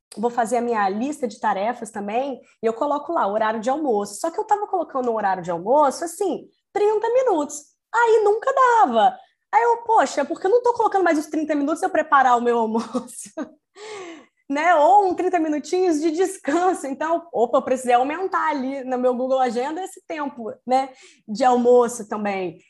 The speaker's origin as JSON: {"language": "Portuguese", "region": "Espírito Santo", "country": "Brazil", "accent": "capixaba", "moved": "yes", "lives_now": "Rio de Janeiro, Brazil", "said": "sou capixaba, né? Como uma boa capixaba, vou começar falando assim: ei"}